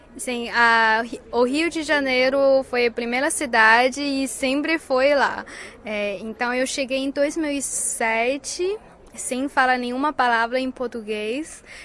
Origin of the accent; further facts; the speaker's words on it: China; Portuguese is a second language; nosso país onde eu cresci e tenho muito carinho